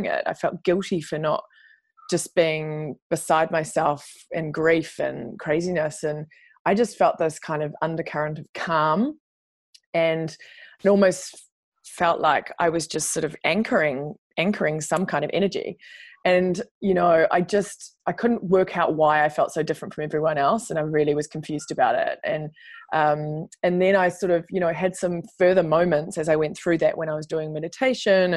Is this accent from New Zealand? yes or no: yes; New Zealand; moved away as an adult; also born or lived in New York / London; as New Zealander, we get the opportunity to go there and work